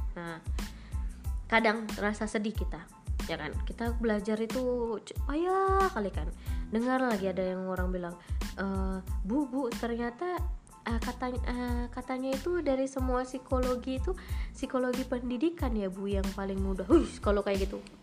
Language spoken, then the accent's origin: Indonesian; Medan, North Sumatra, Indonesia; moved away as an adult; now in Aceh, Indonesia; jauh dari orang tua, jauh dari kota Medan